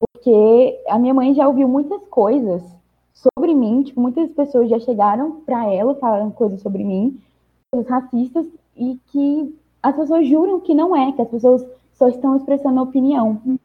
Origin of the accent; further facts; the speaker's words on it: Brasília, Federal District, Brazil; eu nasci e vivi aqui em Brasília